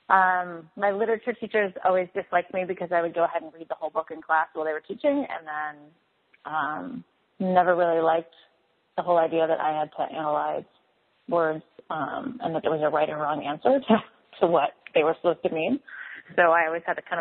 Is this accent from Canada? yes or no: yes; Eastern Canada, Canada; moved away; I'm from Eastern Canada